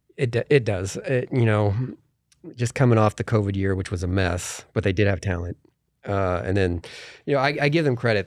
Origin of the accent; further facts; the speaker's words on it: Indiana, United States; moved away; I'm from Indiana